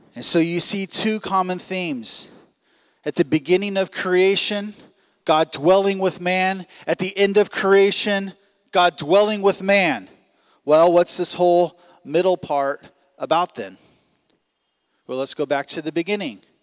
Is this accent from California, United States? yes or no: yes; Long Beach, California, United States; moved away as an adult; now in Providence, United States; we come from Long Beach, California, like I said earlier, uh, where basically we spent our entire lives in about a five mile radius